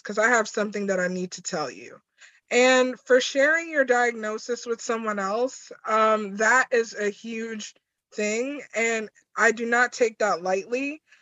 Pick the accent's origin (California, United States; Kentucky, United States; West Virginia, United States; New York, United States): New York, United States; I'm from New York